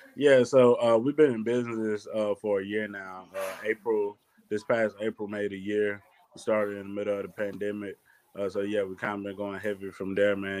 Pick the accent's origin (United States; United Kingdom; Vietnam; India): United States; Athens, Georgia; growing up in Athens